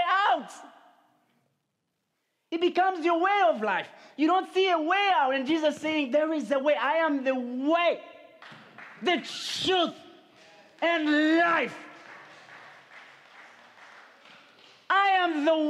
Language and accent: English; Uganda; moved away; I come from Uganda